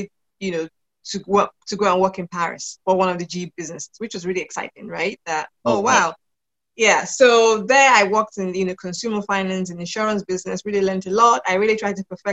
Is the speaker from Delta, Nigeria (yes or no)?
no; Lagos, Nigeria; moved away as an adult; also born or lived in United Kingdom; So I am from Nigeria, Lagos, Nigeria. I live in Nigeria at the moment, but I'm also British. So British by nationality. And I spent my formative years living in Nigeria with my family